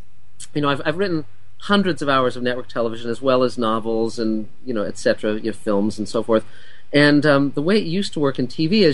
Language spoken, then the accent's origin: English; Los Angeles, California, United States; when I was a kid, I grew up in Los Angeles